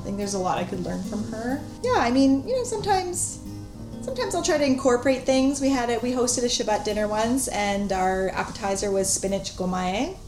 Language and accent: English; Vancouver, British Columbia, Canada; I grew up in Vancouver